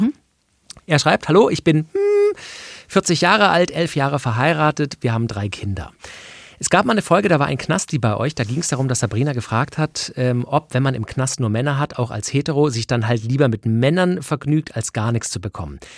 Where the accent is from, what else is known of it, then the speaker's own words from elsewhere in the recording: Swabia, Germany; ich bin geborener Schwabe